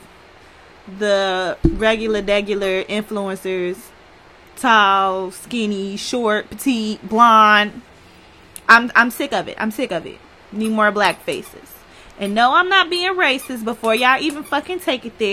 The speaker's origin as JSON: {"language": "English", "town": "Chicago", "region": "Illinois", "country": "United States", "said": "I'm from Chicago"}